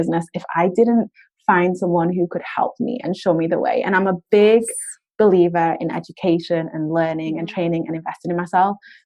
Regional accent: United Kingdom; us Brits

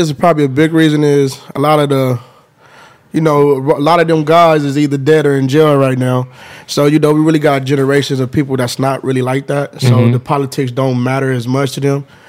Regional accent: Los Angeles, California, United States; I'm from South Central. I'm actually off the east side of South Central

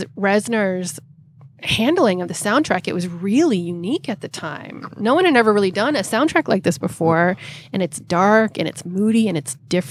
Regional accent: outside Boston, Massachusetts, United States; I grew up outside Boston

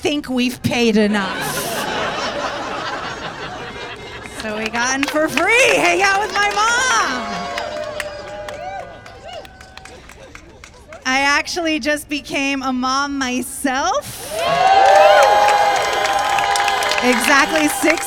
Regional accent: Tampa, Florida, United States; now in Brooklyn, United States; I am originally from Tampa, Florida

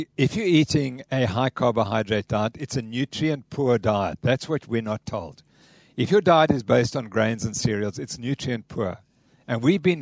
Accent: Cape Town, Western Cape, South Africa; I'm from Cape Town

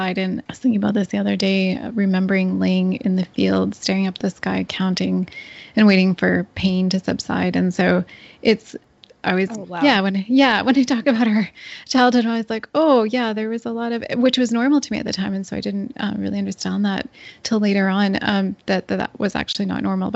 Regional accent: Northern Ontario, Canada; I grew up in a small, basically in the bush of Northern Ontario, on a small dairy farm.

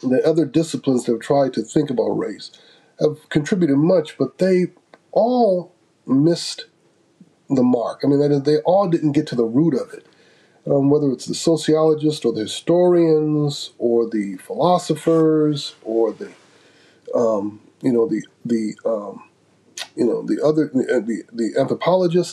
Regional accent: Grand Rapids, Michigan, United States; I was born and raised in Grand Rapids, Michigan, which is, I like to say, the most theological city in the United States.

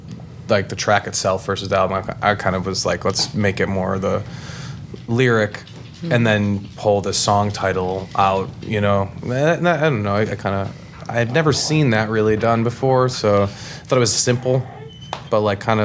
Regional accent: Virginia, United States; I'm from Franklin County, and that song just resonates with me.

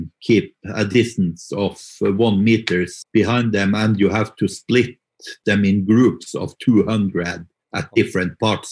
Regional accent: Mo i Rana, Nordland, Norway; moved away as an adult; now in Oslo, Norway; hometown is Mo i Rana it's in the northern parts of Norway

